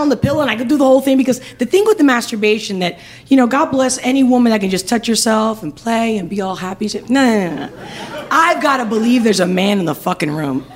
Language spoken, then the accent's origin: English; Spain; moved away; I'm from Spain